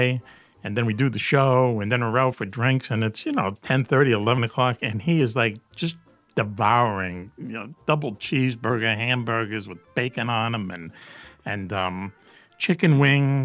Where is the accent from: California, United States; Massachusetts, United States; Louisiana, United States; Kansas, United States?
Massachusetts, United States; Boston; I grew up in Dorchester, Mass